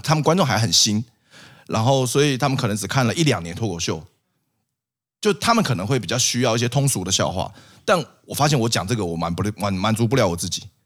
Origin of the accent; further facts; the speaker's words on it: Taipei, Taiwan; 我们台北人